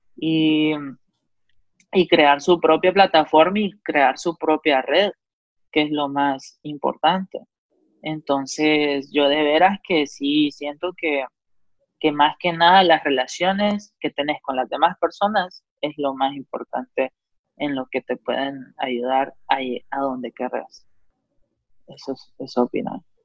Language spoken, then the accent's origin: Spanish; Honduras; moved away as an adult; also born or lived in Georgia, United States; cuando yo me fui la primera vez de Honduras a, Georgia, a SCAD